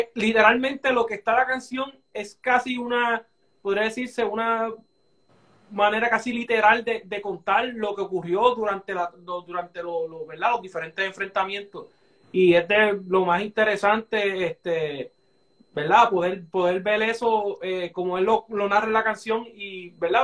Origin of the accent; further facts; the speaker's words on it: Barranquitas, Puerto Rico; yo soy de Barranquita